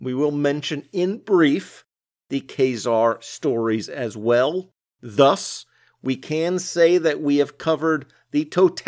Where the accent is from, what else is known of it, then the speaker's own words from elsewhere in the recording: United States; as an American